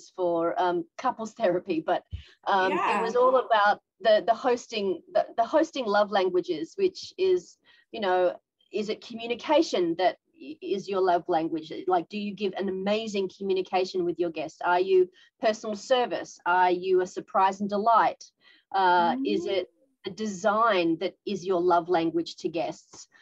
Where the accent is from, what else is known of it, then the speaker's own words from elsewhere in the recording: Australia; now in Tokyo, Japan; I'm an Australian woman living in Japan